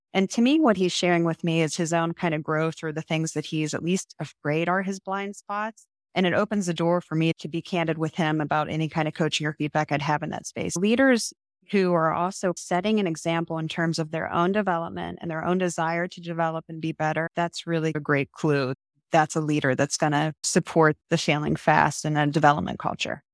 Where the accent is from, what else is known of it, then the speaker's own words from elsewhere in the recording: Marietta, Ohio, United States; my hometown and my, where I got my bachelor's degree, married at college